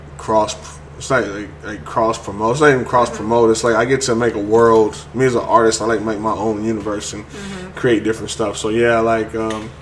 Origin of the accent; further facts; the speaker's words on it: Houston, Texas, United States; moved away as an adult; also born or lived in Austin; growing up in Houston